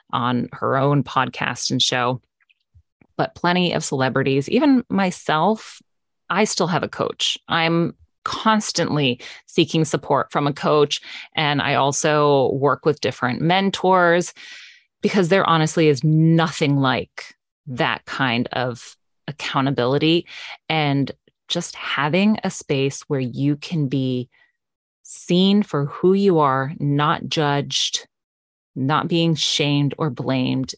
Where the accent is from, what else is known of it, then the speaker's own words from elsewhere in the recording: West Palm Beach, Florida, United States; I am born and raised in South Florida, West Palm Beach area